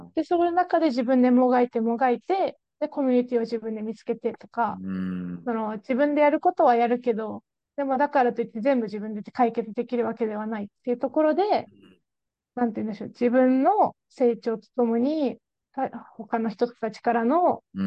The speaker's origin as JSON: {"language": "Japanese", "country": "Japan", "moved": "as an adult", "lives_now": "Scotland, United Kingdom", "said": "どこから来たって日本だって言ったら"}